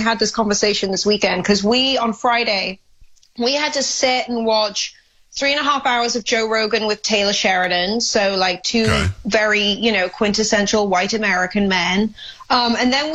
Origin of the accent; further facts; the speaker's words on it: Wales, United Kingdom; now in United States; I, being a European, being Welsh